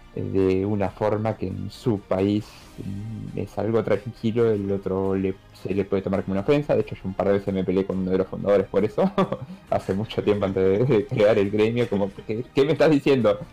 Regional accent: Argentina; nosotros como argentinos

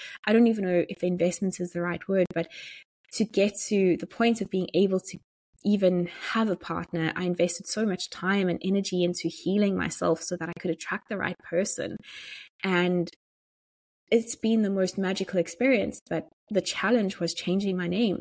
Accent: South Africa; moved away as an adult; also born or lived in Johannesburg, South Africa; now in Dublin, Ireland; I was going from being a South African living in South Africa to being a South African living in Dublin and as an immigrant

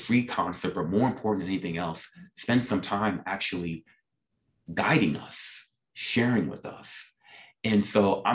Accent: New York City, New York, United States; I grew up, as I mentioned, in South Jamaica, Queens, New York.

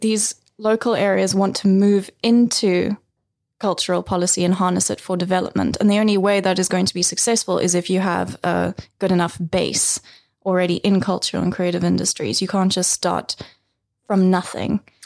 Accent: South Africa; I am half South African and half Scottish, grew up in South Africa

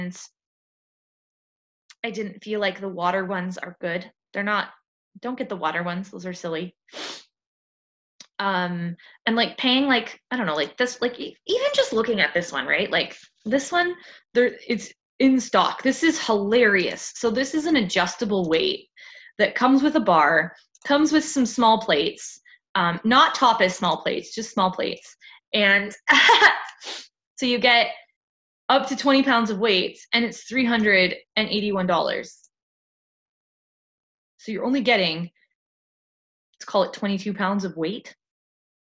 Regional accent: Canada; I'm Canadian

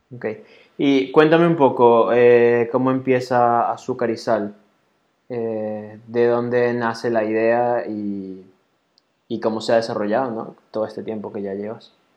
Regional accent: Venezuela; moved away as an adult; now in Barcelona, Spain; yo en Venezuela andaba en moto

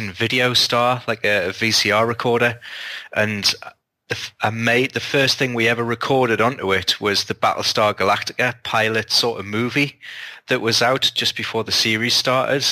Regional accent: United Kingdom; being a British sci-fi author

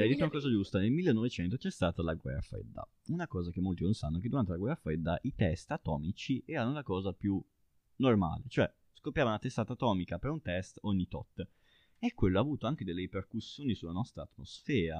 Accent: Baiso, Emilia-Romagna, Italy; io parlo da piccolo ragazzo di un paese di montagna e da una collina nel mio paese che si chiama Baiso si vede Sassuolo

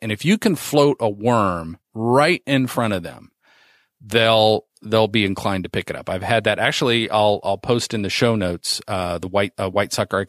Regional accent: Indiana, United States; When I growing up in Indiana

